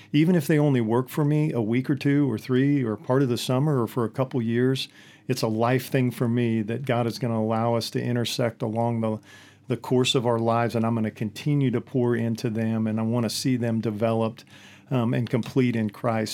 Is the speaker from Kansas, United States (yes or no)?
yes; Hillsboro, Kansas, United States; born or raised there